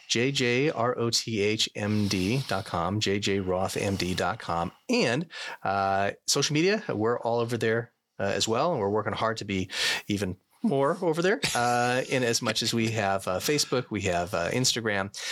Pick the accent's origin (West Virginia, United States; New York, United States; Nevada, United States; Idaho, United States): Nevada, United States; Las Vegas; growing up in Vegas